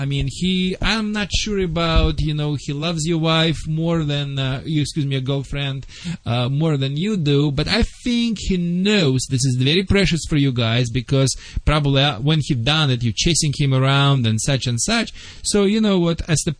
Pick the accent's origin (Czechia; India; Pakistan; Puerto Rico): Czechia; English is a second language; now in United States; Vlade, I am from Czechoslovakia.